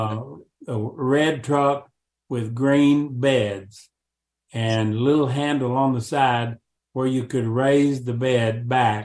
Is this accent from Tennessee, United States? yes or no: yes; La Follette, Tennessee, United States; I was about 5 or 6 years of age in my hometown of La Follette, Tennessee, which is near Knoxville.